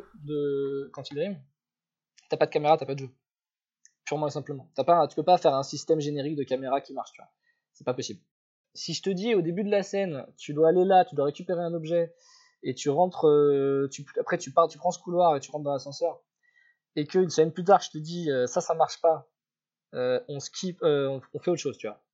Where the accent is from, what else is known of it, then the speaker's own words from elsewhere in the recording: Paris, Île-de-France, France; je suis parisien à la base